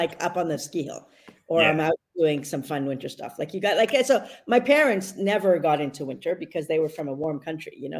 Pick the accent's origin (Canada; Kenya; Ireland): Canada; Montreal, Quebec; also born or lived in California / Australia; Born and raised Montreal